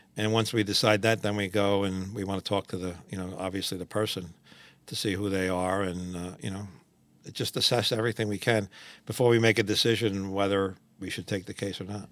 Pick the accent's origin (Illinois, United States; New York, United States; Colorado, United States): New York, United States; New York City; I grew up in Washington Heights, up in Manhattan